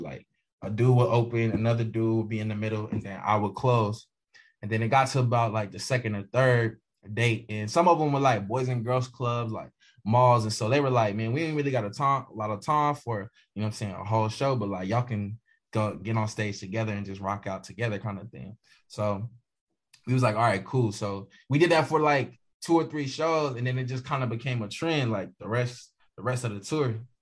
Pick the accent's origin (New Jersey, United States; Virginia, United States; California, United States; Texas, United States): Virginia, United States; Bristol; I'm from Bristol, Virginia. Um, which again we call Virginia two two down. So um, yeah, Bristol, Virginia.